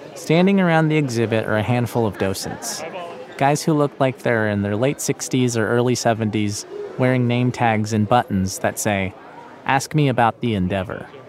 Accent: Inglewood, California, United States; I grew up in Inglewood under the flight path of LAX.

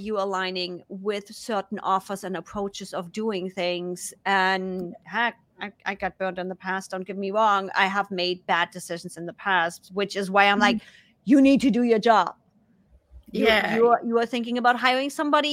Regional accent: Germany; accent: German; English is a second language; now in United States; Because of my accent, because of being a German that lives in the US that's now speaking English, my accent was way stronger.

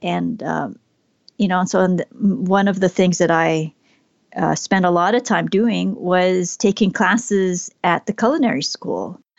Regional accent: Southern California, United States; I was born here in Southern California

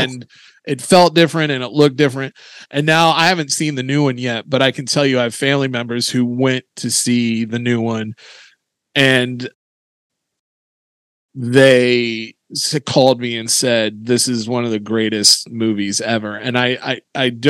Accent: Indiana, United States; I'm from a moderately small town in Indiana

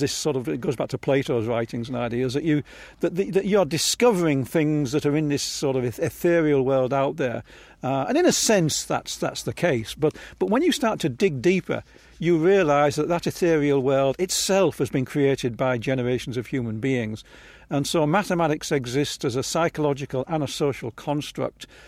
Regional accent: Hull, Yorkshire and the Humber, United Kingdom; now in Palo Alto, United States; I was born in Hull

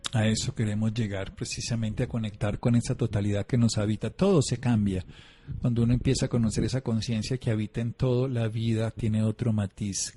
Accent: Colombia; yo soy colombiano

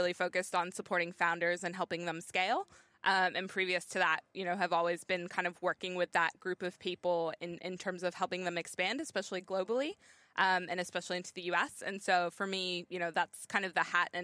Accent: Bay Area, California, United States; moved away as an adult; now in Sydney, Australia; I grew up in the Bay Area

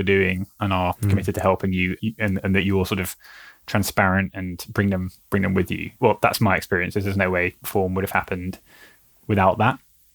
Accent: United Kingdom; We're naturally cautious of asking for help as British people

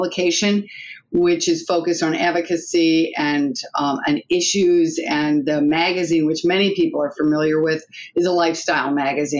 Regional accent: Detroit, Michigan, United States; accent: Michigan twang; moved away; I'm from Detroit

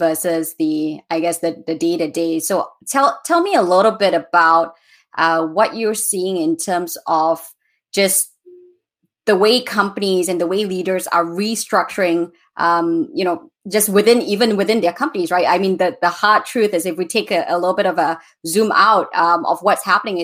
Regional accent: Malaysia; I come from Malaysia

